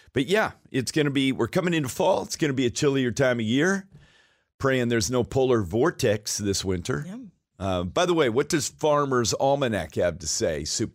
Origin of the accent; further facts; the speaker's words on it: Fairbanks, Alaska, United States; moved away; I was raised in Alaska, you know, from being from Isleson, spending time in Isleson Air Force Base in Fairbanks, Alaska